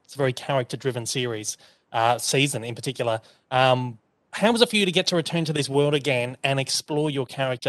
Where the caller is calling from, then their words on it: Melbourne, Victoria, Australia; I'm calling in from Melbourne this morning